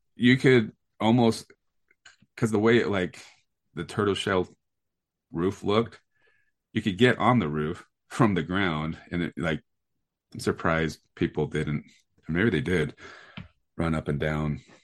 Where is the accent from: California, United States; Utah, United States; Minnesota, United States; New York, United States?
Utah, United States; Sandy; I grew up over in Sandy, and where the Reams is on Highland Drive in Sandy